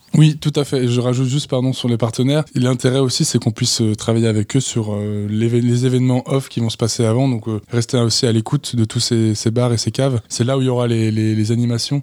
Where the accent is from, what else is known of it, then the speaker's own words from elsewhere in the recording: the Alps, France; je suis originaire des Alpes